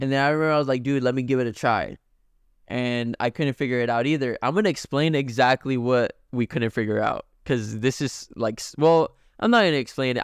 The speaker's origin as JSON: {"language": "English", "country": "Mexico", "tie": "born or raised there", "moved": "yes", "said": "we were raised in Mexico"}